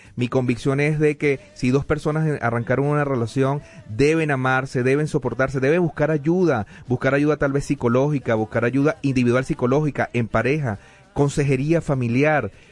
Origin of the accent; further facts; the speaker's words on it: Venezuela; now in Denver, United States; decimos en Venezuela